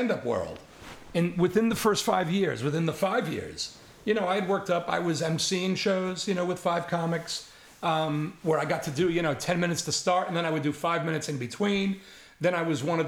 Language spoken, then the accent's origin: English; New York City, New York, United States; moved away as an adult; also born or lived in San Francisco; as a kid, I grew up in the Bronx.